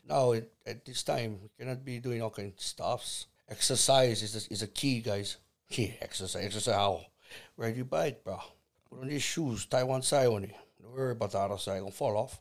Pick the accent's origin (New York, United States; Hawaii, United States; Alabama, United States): Hawaii, United States; Kauai; also born or lived in Salt Lake, Oahu, Hawaii; I was born in, in, in Oahu, nineteen seventy. Moved b, to Kauai in nineteen seventy-nine.